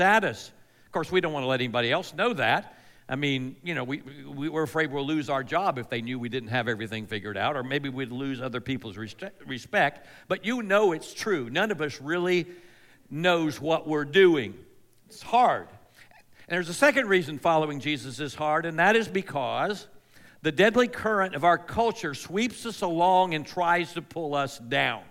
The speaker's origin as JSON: {"language": "English", "town": "Melbourne", "region": "Florida", "country": "United States", "tie": "born or raised there", "said": "I grew up on the Space Coast of Florida. That's the East Coast, the Atlantic Coast, in a town called Melbourne."}